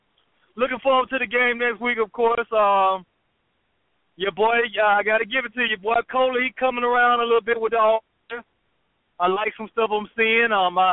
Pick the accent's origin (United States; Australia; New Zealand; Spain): United States; Atlanta, Georgia; I'm from Atlanta